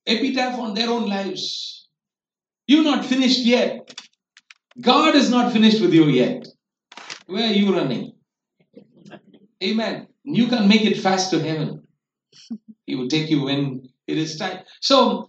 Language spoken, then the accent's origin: English; India; we as Indian parents